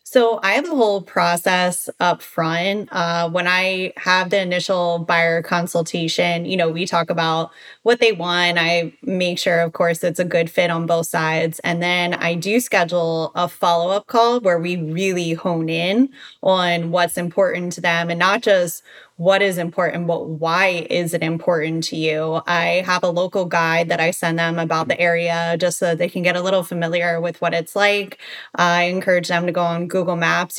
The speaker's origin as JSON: {"language": "English", "town": "Baltimore", "region": "Maryland", "country": "United States", "moved": "as an adult", "lives_now": "Boca Raton, United States", "said": "I'm originally from Baltimore, Maryland."}